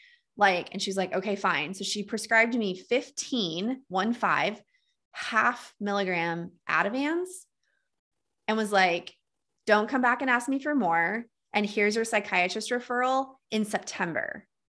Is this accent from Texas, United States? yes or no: yes; Texas, United States; accent: Texas; I totally lost my Texas accent. I used to have this like cute Southern drawl, and now I sound like a Minnesota hockey man.